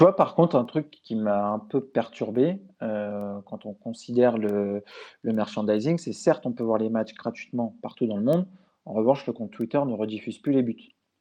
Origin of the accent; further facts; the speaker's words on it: France; chez nous en France